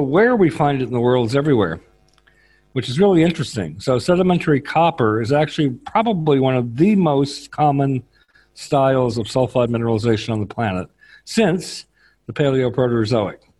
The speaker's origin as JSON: {"language": "English", "region": "northeast Oklahoma", "country": "United States", "tie": "born or raised there", "moved": "as an adult", "lives_now": "Dublin, Ireland", "said": "So I grew up in Oklahoma, northeast Oklahoma"}